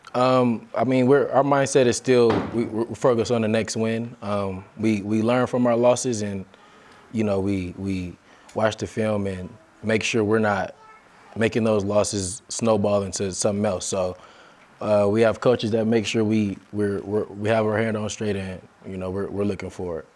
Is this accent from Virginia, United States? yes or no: no; Las Vegas, Nevada, United States; moved away as an adult; also born or lived in Ogden, Utah; now in Provo, United States; I was born and raised in Las Vegas